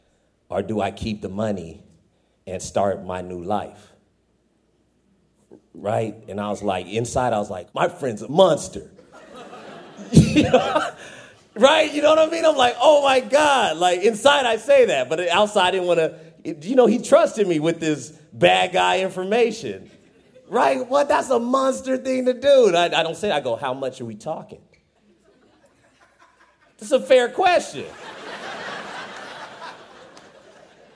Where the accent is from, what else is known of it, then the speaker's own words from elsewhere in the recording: Fresno, California, United States; I'm from Fresno.